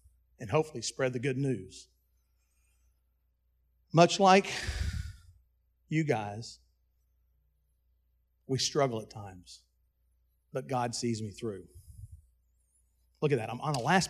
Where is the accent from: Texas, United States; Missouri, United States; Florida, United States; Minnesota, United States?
Texas, United States; Dallas; At my birth, I was adopted from Buckner's Adoption Service in Dallas, Texas